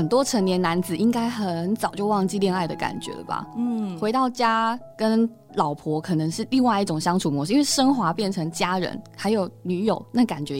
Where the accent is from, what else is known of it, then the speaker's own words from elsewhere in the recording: Taiwan; 我们台湾人